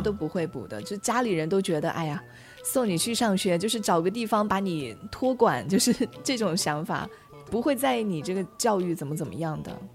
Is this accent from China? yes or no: yes; Chenzhou, Hunan, China; now in Changchun, China; 三百多公里就是我老家郴州到长沙的距离